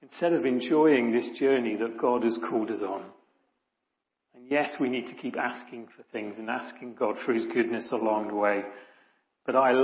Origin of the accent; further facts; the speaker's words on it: Ilfracombe, South West England, United Kingdom; As a kid, I grew up in Ilfracombe, sunny Ilfracombe, little Victorian sort of seaside place in North Devon